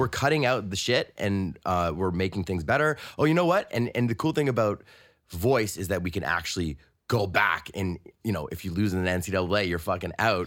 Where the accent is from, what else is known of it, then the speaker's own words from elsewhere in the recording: Toronto, Ontario, Canada; I'm from Toronto, and I work at, um, I work at a music studio